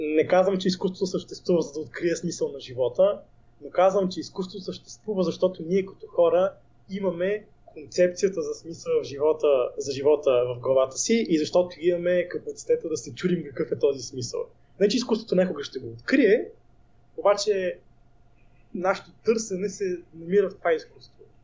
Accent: Bulgaria; аз съм българин

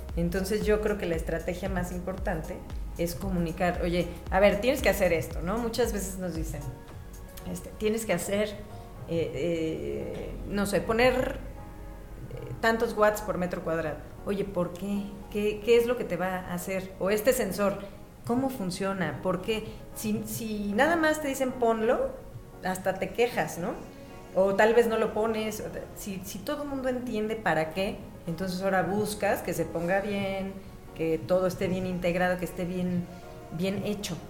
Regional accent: Mexico City, Mexico; also born or lived in Milan, Italy; soy de aquí de la Ciudad de México

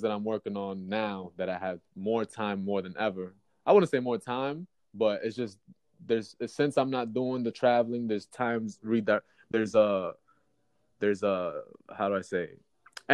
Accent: Yonkers, New York, United States; I live in Yonkers. I'm from Yonkers

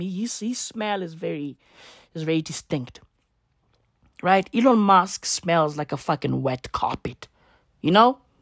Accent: South Africa; I'm not even American. I'm fucking South African

